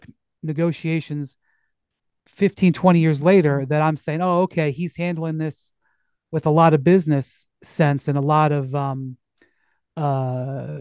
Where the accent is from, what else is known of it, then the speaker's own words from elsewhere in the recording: Akron, Ohio, United States; I'm from Akron